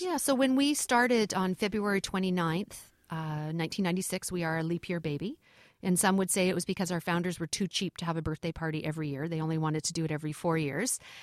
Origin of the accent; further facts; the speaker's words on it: Canada; being Canadian, my children, my boys have grown up, uh, in hockey rinks